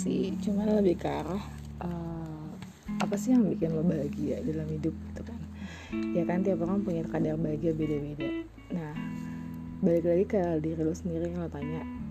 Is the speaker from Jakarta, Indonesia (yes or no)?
yes; Jakarta, Indonesia; lahir di Jakarta